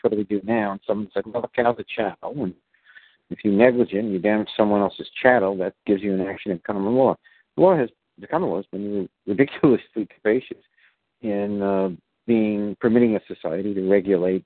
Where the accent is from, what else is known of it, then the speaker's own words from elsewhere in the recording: Virginia, United States; my home state of Virginia